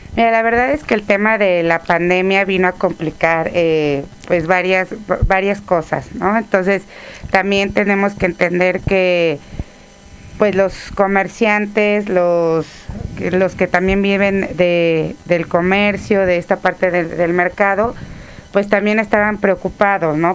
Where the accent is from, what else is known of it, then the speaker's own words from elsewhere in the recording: Tlaxcala, Mexico; also born or lived in Tuxpan, Veracruz; Yo nací en Tuxpan, Veracruz, pero llegué a, Jarocha, Jarocha. Llegué a vivir a Tlaxcala desde los tres años.